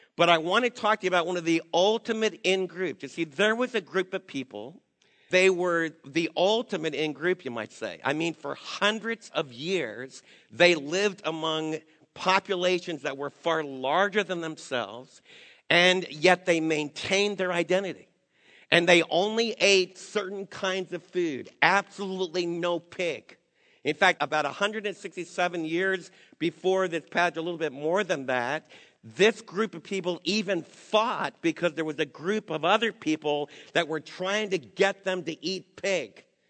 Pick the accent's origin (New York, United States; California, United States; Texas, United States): New York, United States; moved away; where I was raised back in New York